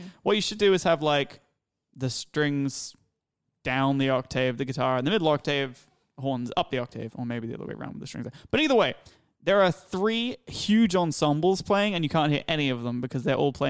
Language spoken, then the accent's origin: English; England, United Kingdom; I came from England. I didn't speak it.